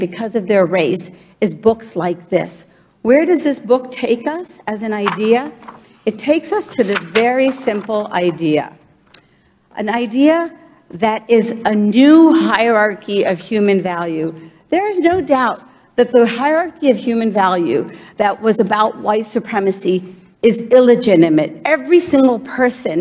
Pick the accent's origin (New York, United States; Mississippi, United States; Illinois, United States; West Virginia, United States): West Virginia, United States; Morgantown; English is a second language; also born or lived in India / New Jersey; I came to the United States at the age of 4. I was an immigrant to the great state of New Jersey, and I grew up in Morgantown